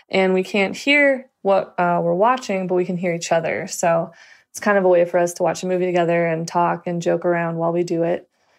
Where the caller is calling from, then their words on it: Polson, Montana, United States; I'm calling from Polson, Montana.